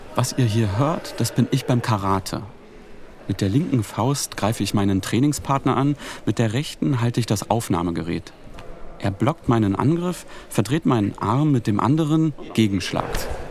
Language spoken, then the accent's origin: German; Altlandsberg, Brandenburg, Germany; also born or lived in Neuenhagen; Ich bin hier aufgewachsen